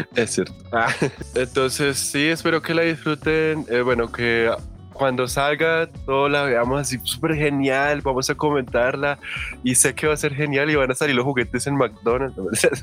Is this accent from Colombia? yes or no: yes; Colombia; nosotros somos de Colombia